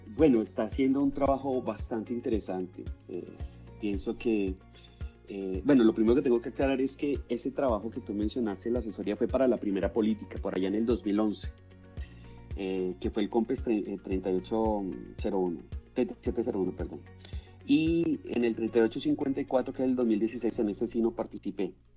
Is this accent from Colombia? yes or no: yes; Colombia; llegué incluso a, estar en la reserva de un equipo muy importante de mi país, eh, que se llama Millonarios